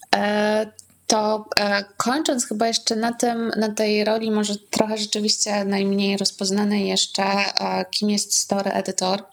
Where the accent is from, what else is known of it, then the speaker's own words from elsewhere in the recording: Zamość, Lublin Voivodeship, Poland; w Zamościu, skąd pochodzę